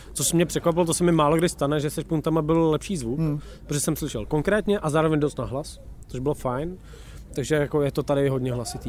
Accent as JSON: {"language": "Czech", "country": "Czechia", "said": "my jsme jediní Češi"}